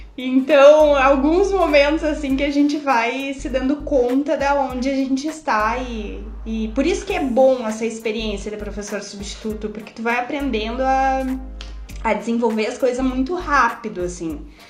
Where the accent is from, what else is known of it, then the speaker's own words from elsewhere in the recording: Santa Maria, Rio Grande do Sul, Brazil; Eu sou gaúcha, sou de Santa Maria, Rio Grande do Sul, vocês vão ouvir muito capaz, bate